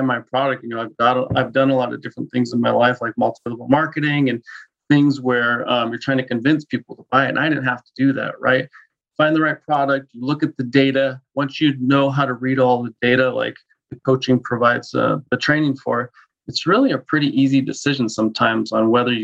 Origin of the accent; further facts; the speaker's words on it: Denver, Colorado, United States; moved away as an adult; now in Spokane, United States; Born and raised in Denver, moved to Spokane about 5 years ago with all my family